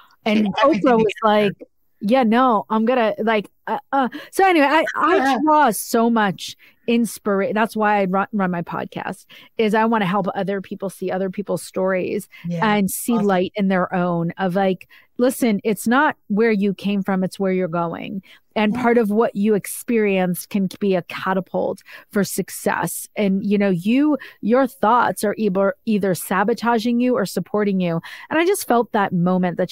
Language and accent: English; Northeast, United States; I'm like from the Northeast